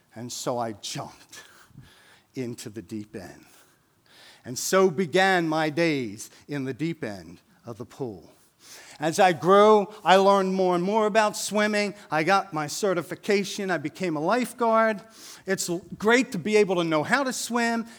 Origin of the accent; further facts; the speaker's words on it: Wilmington, Delaware, United States; We grew up in North Wilmington, um, so we moved to North Wilmington when I was eight years old.